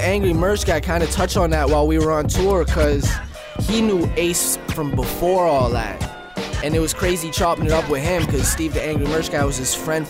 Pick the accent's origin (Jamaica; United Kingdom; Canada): Canada; Wawa, Ontario; also born or lived in Czech Republic; now in Vancouver, Canada; I was born in the Czech Republic and came to Canada when I was like 4. Spent the first like 4 and a bit years being pretty nomadic. Grew up in a little town called Wawa, Ontario